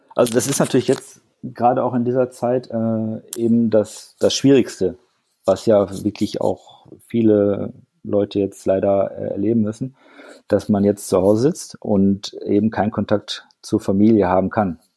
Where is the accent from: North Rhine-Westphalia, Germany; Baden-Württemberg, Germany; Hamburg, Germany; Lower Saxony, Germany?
North Rhine-Westphalia, Germany; Ruhr area; now in Frankfurt am Main, Germany; dass ich halt im Ruhrgebiet aufgewachsen bin